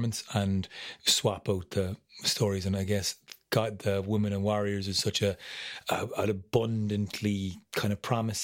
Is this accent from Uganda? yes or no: no; Munster, Ireland; also born or lived in Galway; we're from Munster